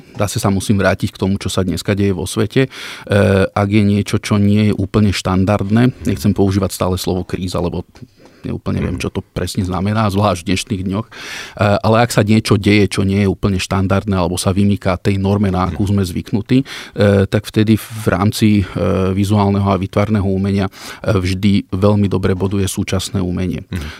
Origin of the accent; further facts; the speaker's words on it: Gemer, Slovakia; Ja som vyrastal na Gemery.